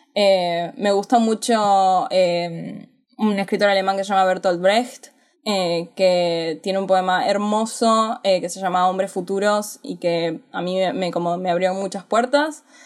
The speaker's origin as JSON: {"language": "Spanish", "country": "Argentina", "said": "Yo soy argentina"}